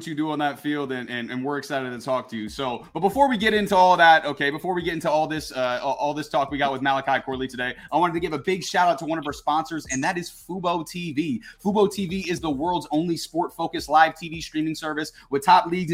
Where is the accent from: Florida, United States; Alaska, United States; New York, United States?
Alaska, United States; I'm originally from Alaska